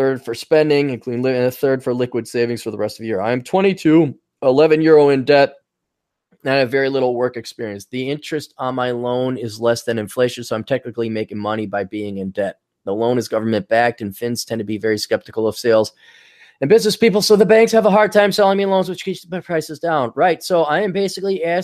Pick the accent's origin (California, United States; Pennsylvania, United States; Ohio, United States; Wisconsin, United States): Wisconsin, United States; growing up in Wisconsin